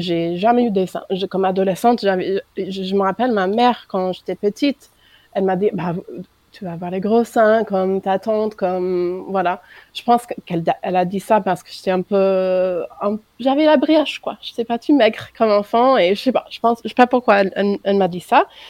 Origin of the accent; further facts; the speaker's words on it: United States; French is a second language; moved away as an adult; now in France; Je suis américaine d'origine et ça fait un peu plus que 4 ans que je suis en France, mariée avec un Français